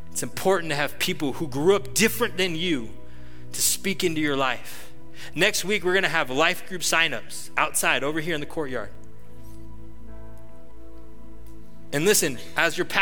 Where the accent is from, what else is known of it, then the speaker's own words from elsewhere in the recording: Atascadero, California, United States; I grew up in Atascadero.